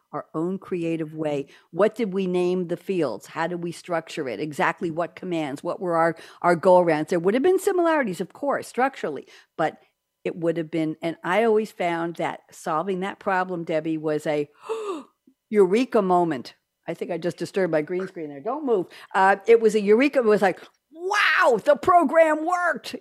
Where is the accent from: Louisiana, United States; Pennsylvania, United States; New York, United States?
New York, United States; now in Durham, United States; we're both from New York